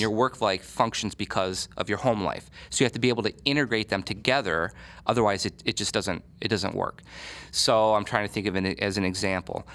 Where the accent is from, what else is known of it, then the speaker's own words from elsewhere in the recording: Michigan, United States; moved away as an adult; now in Columbus, United States; I'm from Michigan, and when I was gonna go to school in Columbus